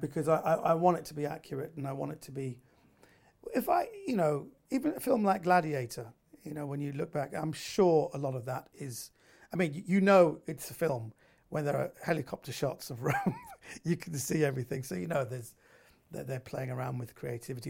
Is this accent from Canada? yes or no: no; United Kingdom; I was raised in Britain. I'm a I'm a second generation uh, Iranian